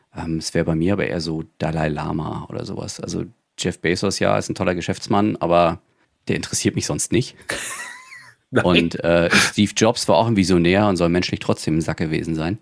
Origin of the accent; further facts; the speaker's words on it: Rostock, Mecklenburg-Vorpommern, Germany; ich komme ja auch aus MV, ich komme aus Rostock. Und ich habe damals einen Klassenkameraden gehabt